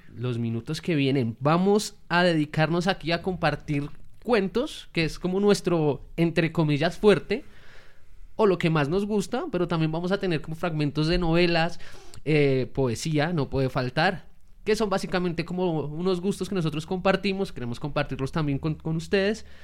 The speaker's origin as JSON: {"language": "Spanish", "country": "Colombia", "said": "nosotros somos colombianos"}